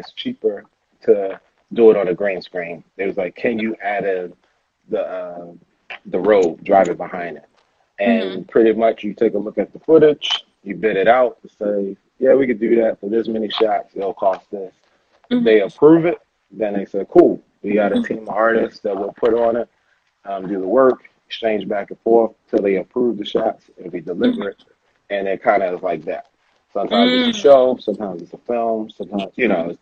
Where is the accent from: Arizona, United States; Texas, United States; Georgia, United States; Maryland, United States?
Maryland, United States; Baltimore; I grew up in Baltimore City. And so in Baltimore, Maryland